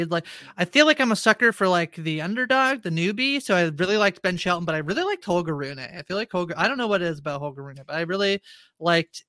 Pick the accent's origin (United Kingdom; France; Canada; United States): Canada; as a Canadian